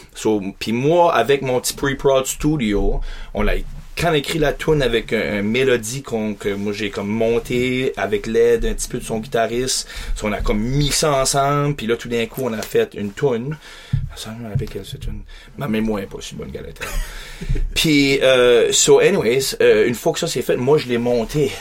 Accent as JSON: {"language": "French", "town": "Beresford", "region": "New Brunswick", "country": "Canada", "tie": "born or raised there", "said": "je suis grandi, je suis un Acadien, grandi à Beresford"}